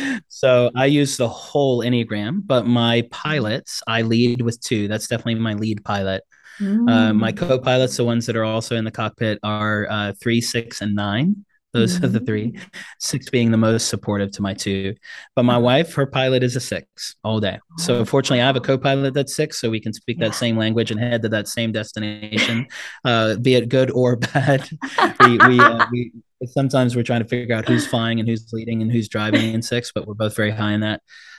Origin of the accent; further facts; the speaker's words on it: DR Congo; also born or lived in South Africa; now in United States; I'm a South African born Congolese refugee kid who came over to the States on asylum status. And my dad spoke 13 languages. We spoke 3. I've had 26 addresses and I've lived in 5 different countries.